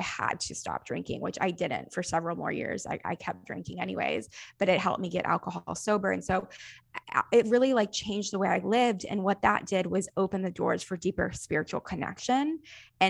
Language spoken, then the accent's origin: English; the South, United States; I grew up in the South